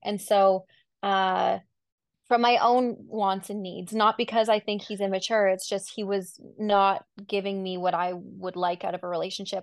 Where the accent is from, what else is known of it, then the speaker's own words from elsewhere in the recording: Vancouver, British Columbia, Canada; was from Vancouver